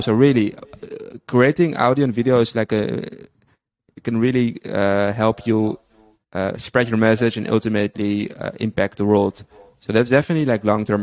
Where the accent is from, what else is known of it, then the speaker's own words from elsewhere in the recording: Amsterdam, North Holland, Netherlands; moved away as an adult; now in Tel Aviv, Israel; originally from the Netherlands, uh, grew up in Amsterdam, and I've been living there all my life until five months ago. Moved to Israel, Tel Aviv